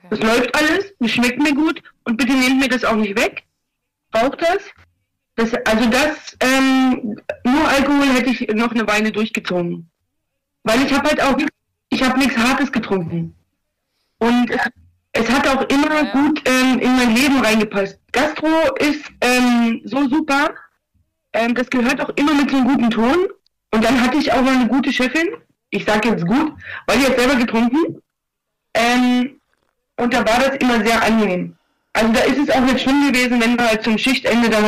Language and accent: German; eastern Germany, Germany; Das Lustige ist, ich komme, also ich komme aus dem Osten, ich bin hierher gekommen, ich hatte noch nie was mit Drogen zu tun gehabt.